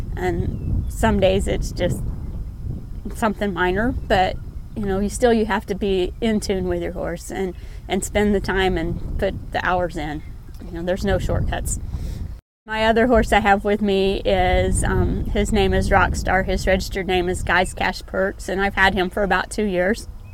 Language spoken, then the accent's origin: English; Oklahoma, United States; moved away as an adult; now in Valentine, Nebraska, United States; Um, I'm from Valentine, Nebraska now. Originally was from Oklahoma, but married a good Sandhills cowboy and ended up here in God's country